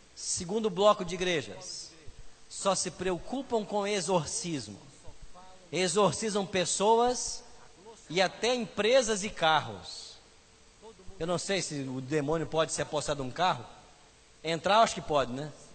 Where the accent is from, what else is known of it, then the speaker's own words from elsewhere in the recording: Aimorés, Minas Gerais, Brazil; moved away; Aimorés, conhece? Eu nasci lá